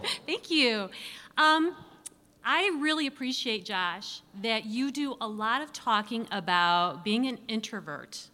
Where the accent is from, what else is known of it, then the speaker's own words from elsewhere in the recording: Ottawa, Illinois, United States; I am from Ottawa, Illinois